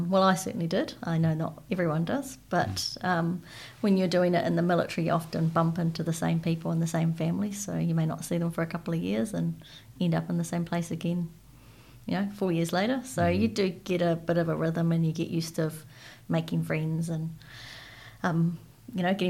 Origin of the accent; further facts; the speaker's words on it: Waiouru, Manawatū-Whanganui, New Zealand; born there; I was born in Waiouru, uh, which makes me an army brat because there's not much else there, mm-hmm. uh, which also means that I moved a lot as a child.